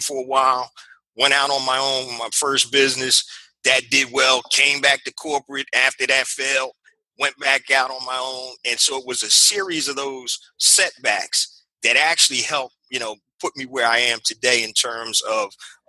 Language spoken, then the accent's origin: English; Philadelphia, Pennsylvania, United States; I'm from Philadelphia, PA